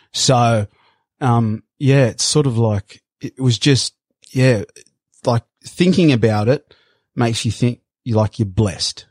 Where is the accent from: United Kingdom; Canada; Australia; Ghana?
Australia; Sydney, New South Wales; moved away as an adult; also born or lived in Brazil / Queensland; growing up in Bondi